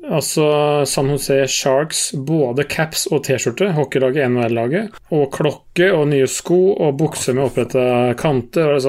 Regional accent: Norway; jeg og min bror Vi er jo fra Kallet

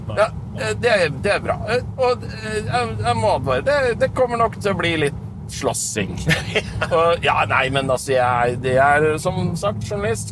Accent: Raufoss, Innlandet, Norway; der jeg er fra gamle dager, så lagde de fyrverkeri på Raufossfabrikken

